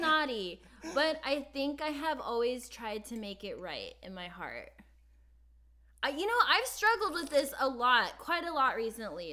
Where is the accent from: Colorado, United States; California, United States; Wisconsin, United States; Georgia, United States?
California, United States; also born or lived in New York; now in Los Angeles, United States; I grew up in California